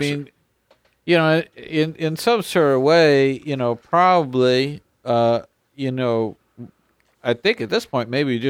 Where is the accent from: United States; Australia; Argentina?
Argentina; I never heard of that podcast, and I'm from Argentina.